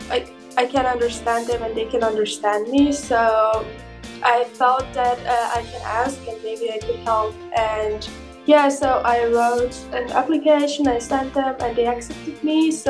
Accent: Iran; now in Berlin, Germany; I am originally Persian, but I'm living in Germany for years.

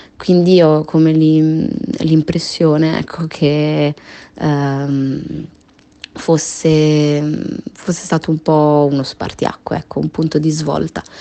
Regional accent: Genoa, Liguria, Italy; Io sono nata a Genova, quindi sono genovese

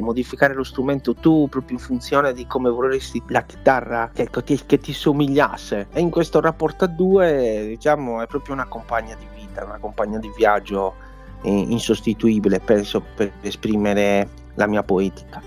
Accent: Sardinia, Italy; moved away; la musica tradizionale della mia terra, eh, nello specifico il canto a chitarra gallurese lugudorese

